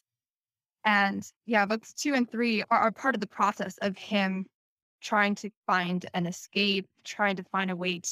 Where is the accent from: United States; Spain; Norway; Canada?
Canada; also born or lived in South Korea; I'm from Canada